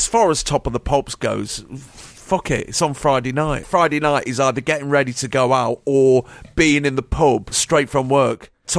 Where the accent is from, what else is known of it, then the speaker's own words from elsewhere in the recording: Nottingham, East Midlands, United Kingdom; I come from Nottingham.